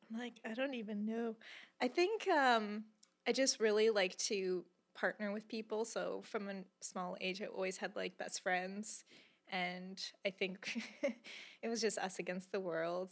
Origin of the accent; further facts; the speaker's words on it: Calgary, Alberta, Canada; I was born and raised in Calgary, Alberta